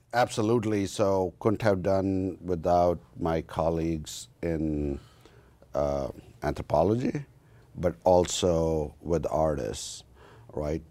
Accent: about a hundred miles west of New Delhi, northern India, India; moved away as an adult; now in United States; I, uh, was born and raised in India, in northern part of India, about hundred miles west of New Delhi

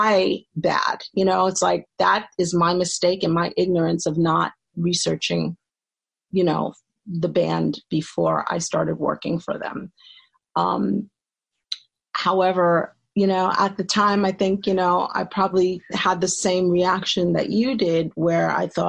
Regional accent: New York City, New York, United States; also born or lived in Brooklyn; I grew up in the Bronx and Co-op City

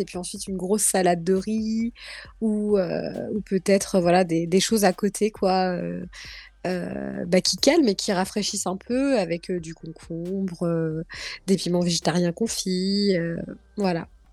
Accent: Guadeloupe; now in France; chez moi en Guadeloupe

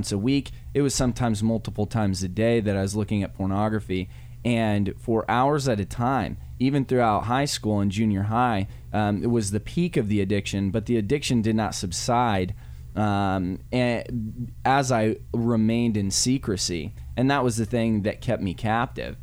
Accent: Wyoming, United States; I grew up in the rolling hills of wonderful Wyoming

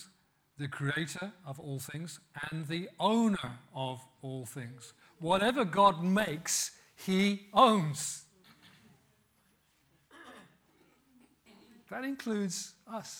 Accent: West Midlands, United Kingdom; growing up in Pentecostal church in the West Midlands

